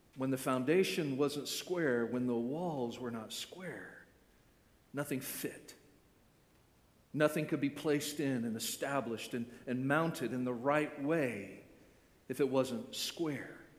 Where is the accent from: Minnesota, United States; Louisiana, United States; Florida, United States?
Florida, United States; born and raised in Florida